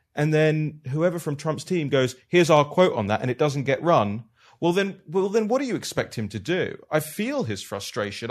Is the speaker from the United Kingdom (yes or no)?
yes; United Kingdom; I'm from the United Kingdom.